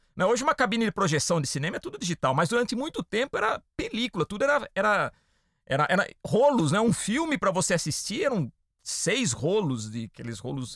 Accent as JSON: {"language": "Portuguese", "town": "Piracicaba", "region": "São Paulo", "country": "Brazil", "said": "Eu sou do interior de São Paulo, né? De uma cidade chamada Piracicaba"}